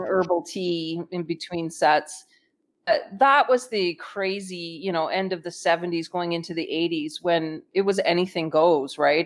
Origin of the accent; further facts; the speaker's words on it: Canada; I'm Canadian